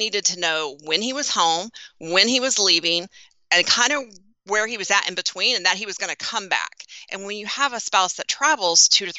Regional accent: Texas, United States; I feel like I should say howdy, Fire Nation, because I'm from Texas.

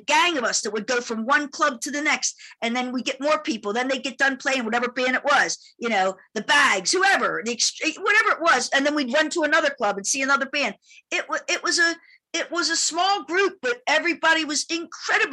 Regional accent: Baltimore, Maryland, United States; moved away as an adult; also born or lived in Los Angeles; I'm from Baltimore

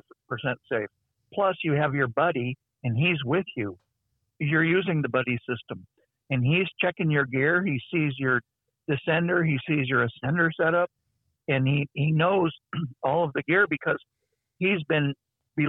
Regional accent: Los Angeles, California, United States; I grew up in Los Angeles

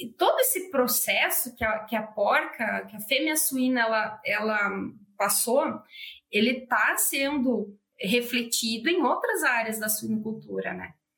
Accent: Santo Cristo, Rio Grande do Sul, Brazil; eu sou de Santo Cristo. Ele é o maior produtor de suínos do estado, do Rio Grande do Sul

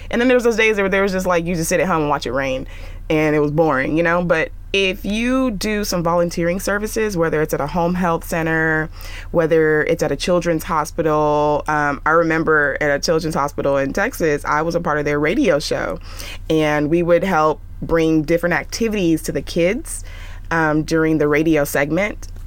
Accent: Nigeria; I'm Nigerian and my parents are, I want you to be a doctor.

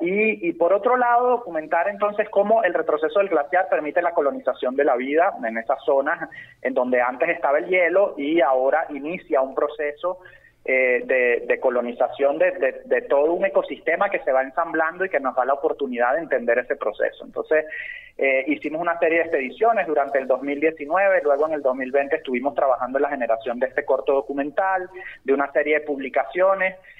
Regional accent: Venezuela; nuestro sentido de pertenencia como venezolanos

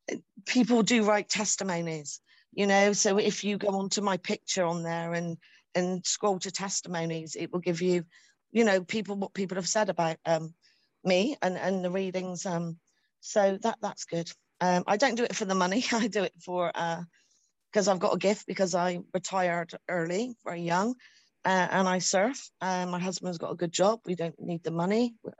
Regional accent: United Kingdom; I'm from the United Kingdom.

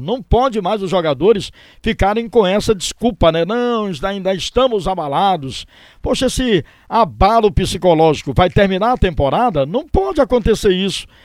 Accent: Ceará, Brazil; a gente é, é, milita aqui na imprensa cearense, somos cearenses

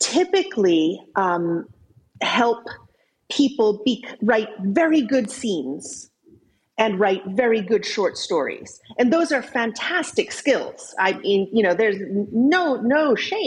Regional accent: United States; accent: American; now in Cambridge, United Kingdom; I'm an American. You can tell from my accent, but I live in Cambridge, England

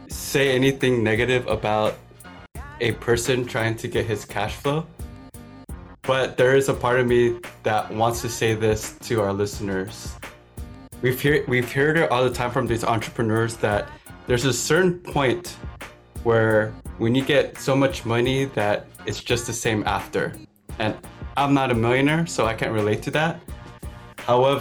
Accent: the Bay Area, California, United States; I'm from the Bay

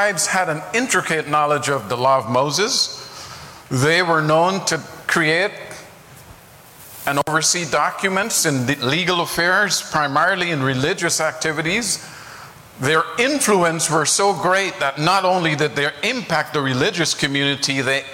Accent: Guyana; now in United States; I grew up in Guyana

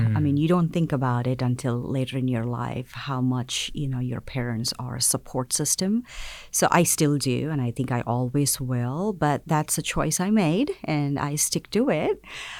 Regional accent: South India, India; I'm from South India, so

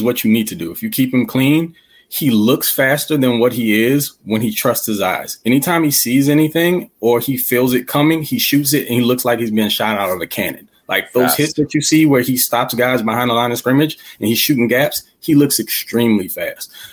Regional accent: Louisiana, United States; I'm from Louisiana

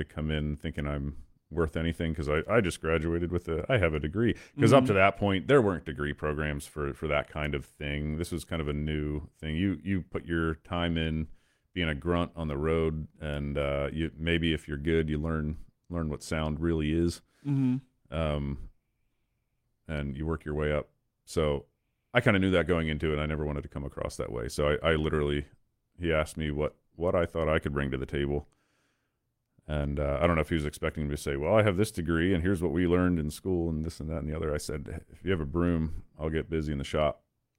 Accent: Lititz, Pennsylvania, United States; right in my backyard where I grew up in Lititz.

